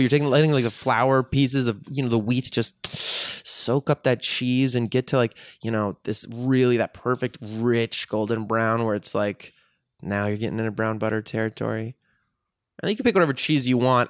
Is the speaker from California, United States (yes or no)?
no; Chicago, Illinois, United States; Chicago where I grew up